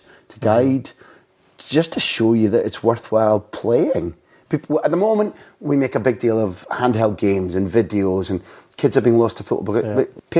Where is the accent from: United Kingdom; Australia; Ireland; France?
United Kingdom; Scotland; even as a Scot